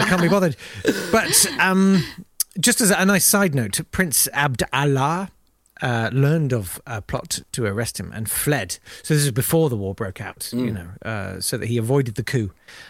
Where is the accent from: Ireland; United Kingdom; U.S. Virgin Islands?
United Kingdom; because we are British and we have a very strong sense of fair play.